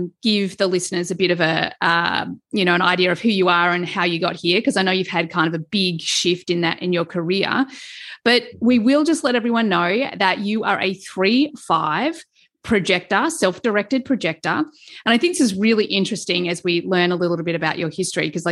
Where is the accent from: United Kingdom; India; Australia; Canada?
Australia; Melbourne, Victoria; in Melbourne where I grew up